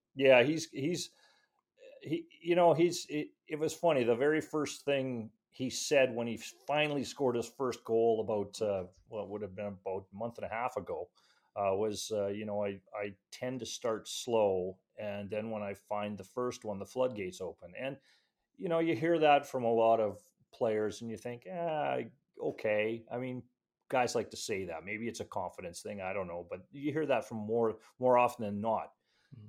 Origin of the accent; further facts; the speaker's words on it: Edmonton, Alberta, Canada; now in Calgary, Canada; I'm actually from Edmonton